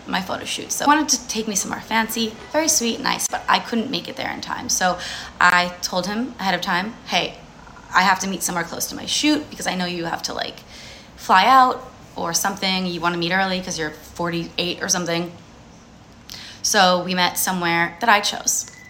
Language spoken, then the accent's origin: English; New Jersey, United States; I grew up in New Jersey, I'm Jewish.